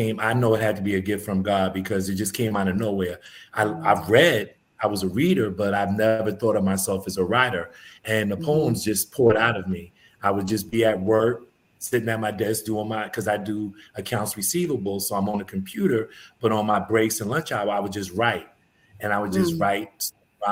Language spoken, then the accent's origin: English; New York City, New York, United States; also born or lived in Bronx, New York; now in Atlanta, United States; I was born in the Bronx, but my parents bought a house when I was about 5 or 6 years old. So I grew up in East Elmhurst, Queens.